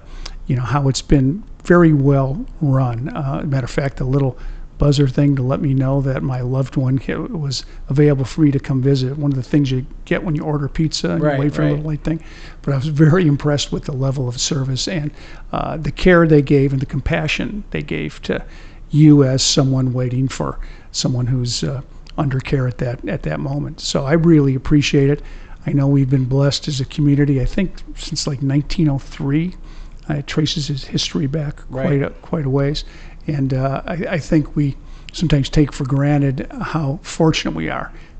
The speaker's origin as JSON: {"language": "English", "area": "Chicago suburbs", "region": "Illinois", "country": "United States", "tie": "born or raised there", "moved": "yes", "lives_now": "Pekin, United States", "said": "I grew up in the Chicago suburbs."}